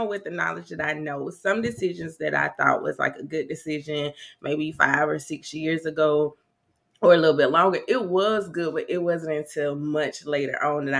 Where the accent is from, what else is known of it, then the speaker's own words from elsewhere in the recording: South Carolina, United States; now in Nashville, United States; I'm originally from South Carolina, but I reside in Nashville.